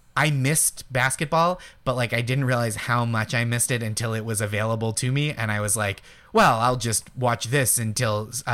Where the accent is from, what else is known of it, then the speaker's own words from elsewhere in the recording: Stoneham, Massachusetts, United States; moved away; I'm from Stoneham, Massachusetts, personally